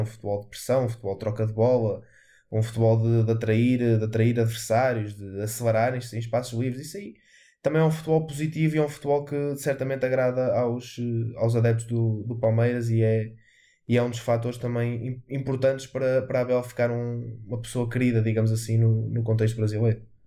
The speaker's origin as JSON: {"language": "Portuguese", "country": "Portugal", "said": "enquanto português"}